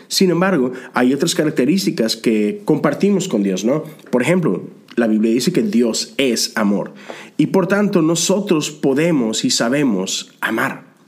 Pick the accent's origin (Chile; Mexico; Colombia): Mexico; now in United States; México, el país de donde vengo